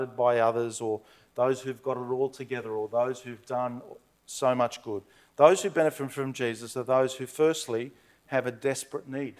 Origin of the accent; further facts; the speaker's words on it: Blacktown, New South Wales, Australia; growing up in Blacktown